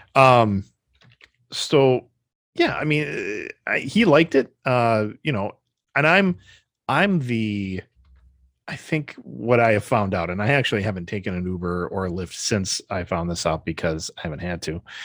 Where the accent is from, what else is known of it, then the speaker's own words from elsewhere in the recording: Wisconsin, United States; We're from Wisconsin